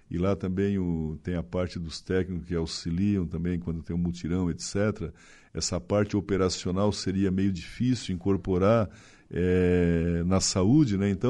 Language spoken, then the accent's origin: Portuguese; Maruí, Brazil; accent: gaúcho; also born or lived in Gramado; now in Araranguá, Brazil; eu sou marisqueiro lá de Maruí, mas eu morei muitos anos eh, no Rio Grande do Sul, na tua terra, em Gramado.